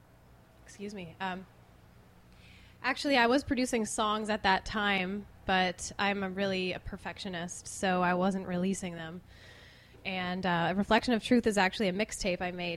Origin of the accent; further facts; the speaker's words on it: Lompoc, California, United States; now in Agua Dulce, United States; I grew up in Lompoc